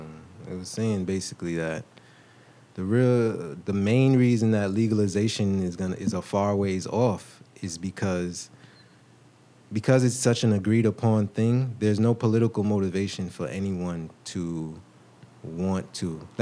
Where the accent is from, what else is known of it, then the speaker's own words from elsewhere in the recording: New York, United States; I'm from New York. I was born in New York.